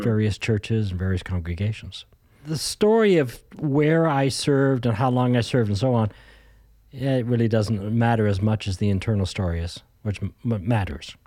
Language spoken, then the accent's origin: English; Ontario, Canada; moved away as an adult; also born or lived in Alberta / Saskatchewan; now in British Columbia, Canada; Born and raised in Ontario and started to, uh, move west.